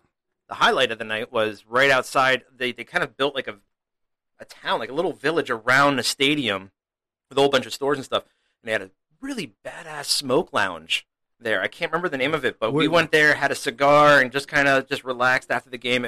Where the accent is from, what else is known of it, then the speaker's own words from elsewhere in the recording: New Jersey, United States; Yeah, I'm from Jersey, so I'm a Mets fan.